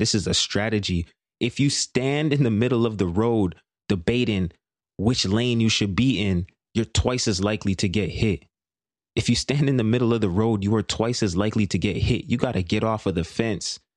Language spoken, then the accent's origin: English; Brampton, Ontario, Canada; I grew up in, in my hometown, Brampton